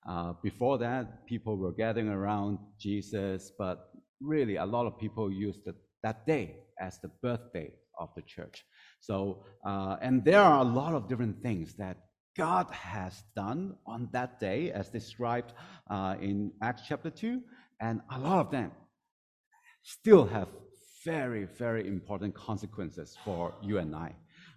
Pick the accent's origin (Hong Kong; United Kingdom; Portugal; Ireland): Hong Kong; English is a second language; moved away; So I came from Hong Kong 2005. So this is my 18th year here.